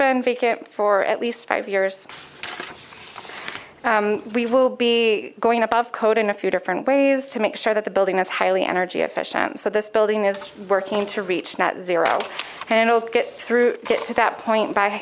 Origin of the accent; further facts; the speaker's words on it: Grand Rapids, Michigan, United States; I was born in Grand Rapids